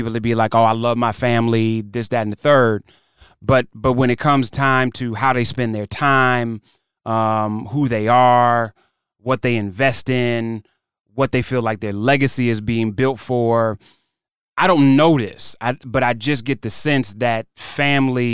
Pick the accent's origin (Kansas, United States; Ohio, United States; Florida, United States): Ohio, United States; Cleveland; moved away; also born or lived in United Kingdom; Cleveland's home. I was raised in Cleveland